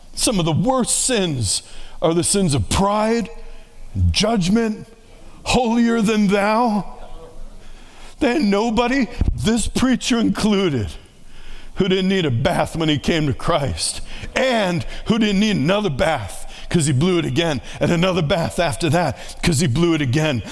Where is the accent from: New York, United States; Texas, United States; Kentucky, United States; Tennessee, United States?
New York, United States; New York City; moved away; I grew up in New York City